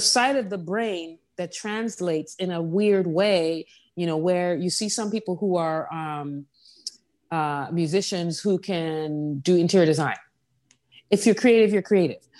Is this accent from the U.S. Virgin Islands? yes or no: yes; Saint John, U.S. Virgin Islands; also born or lived in New York; now in New Orleans, United States; I grew up on the island of Saint John that I'm from